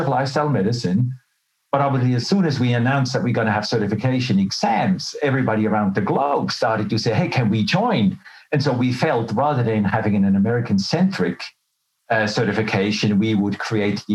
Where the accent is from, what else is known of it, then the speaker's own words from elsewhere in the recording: Switzerland; moved away as an adult; also born or lived in Melbourne, Australia; now in Australia; But I was born and raised in Switzerland. And then as a young adult, I left for Australia.